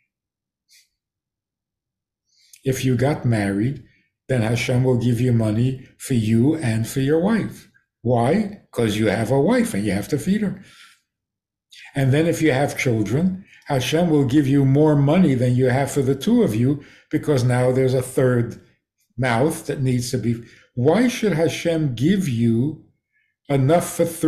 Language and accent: English; Minnesota, United States; moved away; I come from Minnesota.